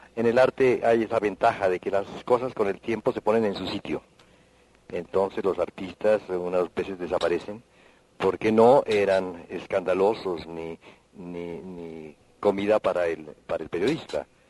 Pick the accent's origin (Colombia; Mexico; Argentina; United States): Colombia; Popayán, Cauca; siendo de Popayán